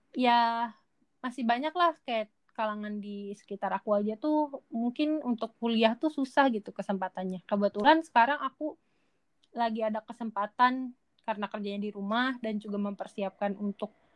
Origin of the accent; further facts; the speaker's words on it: Majalengka, West Java, Indonesia; aku orang Majalengka aku dari Jawa Barat aku dari Indonesia